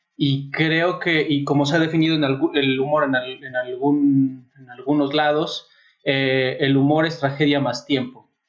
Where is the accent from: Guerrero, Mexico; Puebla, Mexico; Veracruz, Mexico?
Puebla, Mexico; also born or lived in Mexico City; now in Querétaro, Mexico; no nací en Puebla, nací en el DF, pero eh, sí viví muchos años en Puebla